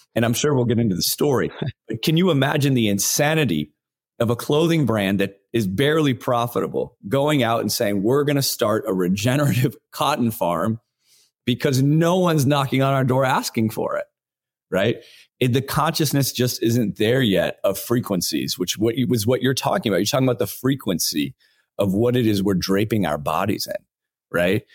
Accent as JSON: {"language": "English", "town": "Los Angeles", "region": "California", "country": "United States", "tie": "born or raised there", "said": "I grew up in Los Angeles."}